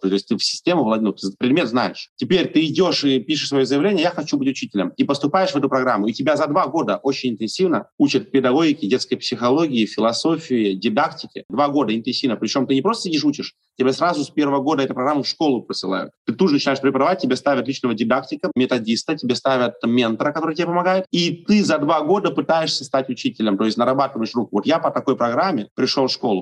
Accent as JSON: {"language": "Russian", "country": "Estonia", "tie": "born or raised there", "said": "Я родился в Эстонии, всю жизнь mm-hmm. вырос в Эстонии."}